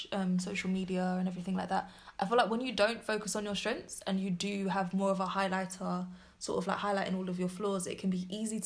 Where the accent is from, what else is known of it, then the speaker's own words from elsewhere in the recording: London, United Kingdom; we are from London